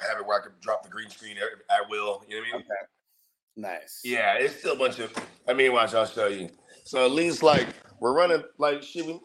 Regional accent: Philippines; see, I'm Filipino, bro, and like every every Filipino household I've ever been a part of, we had what we call the gridge, the garage fridge.

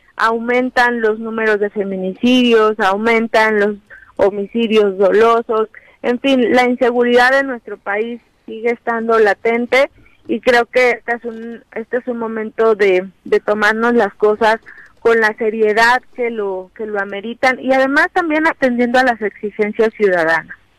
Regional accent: Morelos, Mexico; estamos viviendo un momento pues muy importante como mexicanas, como mexicanos, como morelenses

